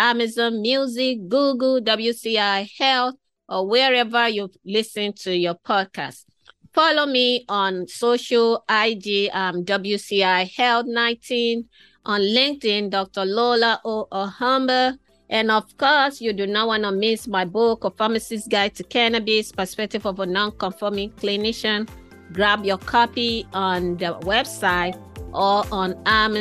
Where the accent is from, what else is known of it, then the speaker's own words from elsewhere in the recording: Nigeria; I am a Nigerian, I am of African heritage.